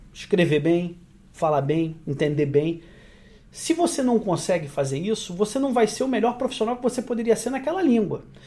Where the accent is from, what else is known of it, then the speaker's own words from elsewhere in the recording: Brazil; moved away as an adult; now in Canada; eu sou tão brasileiro quanto vocês